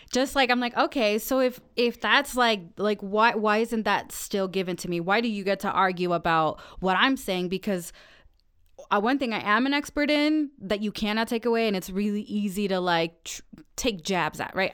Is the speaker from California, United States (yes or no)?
no; Aurora, Colorado, United States; we are both from Aurora